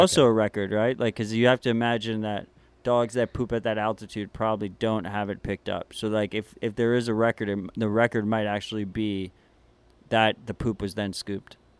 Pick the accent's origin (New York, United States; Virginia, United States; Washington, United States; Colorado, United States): New York, United States; New York City; moved away; As a New Yorker